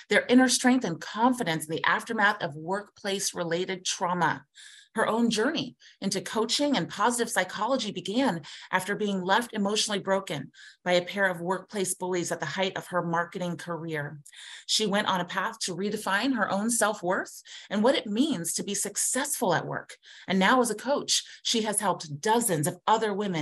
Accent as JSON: {"language": "English", "town": "Columbus", "region": "Ohio", "country": "United States", "tie": "born or raised there", "said": "I am born and raised here in Columbus, Ohio, but I'm a rarity"}